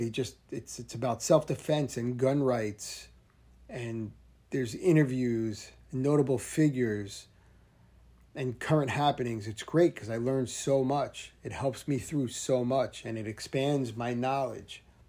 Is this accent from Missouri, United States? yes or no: no; New Jersey, United States; I'm from New Jersey